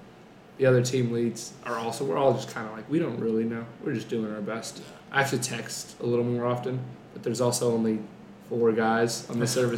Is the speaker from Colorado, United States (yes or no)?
no; Coppell, Texas, United States; I'm 20 years old. I go to the University of Arkansas. I grew up in Coppell, Texas.